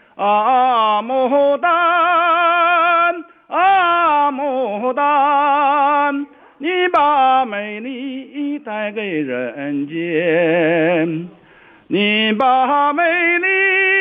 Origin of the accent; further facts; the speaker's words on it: Changchun, Jilin, China; 我是长春人呐，长春市的